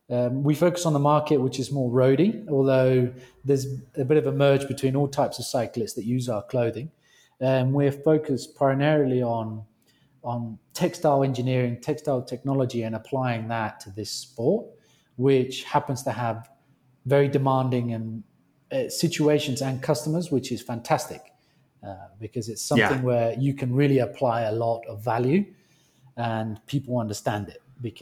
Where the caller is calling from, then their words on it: Colombia; Colombia. That's where I'm calling you from. That's right. But I don't sound very Colombian. No, I am. I'm British Colombian.